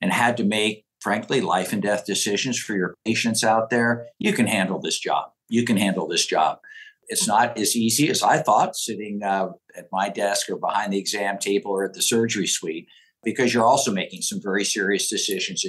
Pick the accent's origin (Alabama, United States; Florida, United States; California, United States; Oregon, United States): Oregon, United States; born or raised there